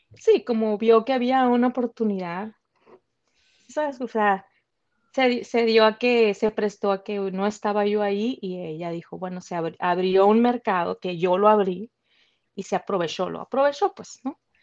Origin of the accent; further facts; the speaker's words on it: Sonora, Mexico; moved away as an adult; soy de Sonora